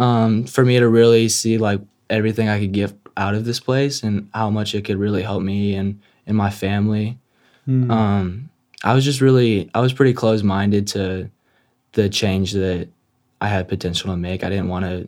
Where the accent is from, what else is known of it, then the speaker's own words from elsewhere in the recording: San Antonio, Texas, United States; moved away; I'm from San Antonio.